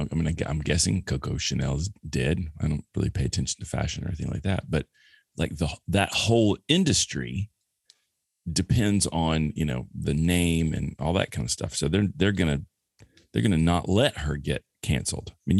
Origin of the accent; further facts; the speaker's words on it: the South, United States; moved away; growing up in the South in the early 70s